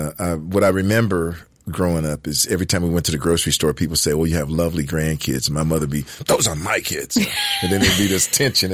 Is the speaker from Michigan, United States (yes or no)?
yes; Detroit, Michigan, United States; accent: Detroit; I was born in Detroit, Michigan. The inner city of Detroit, Michigan.